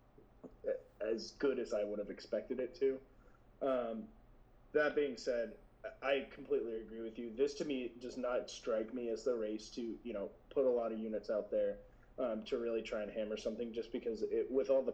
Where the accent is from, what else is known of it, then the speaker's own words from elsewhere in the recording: Austin, Texas, United States; I'm from Austin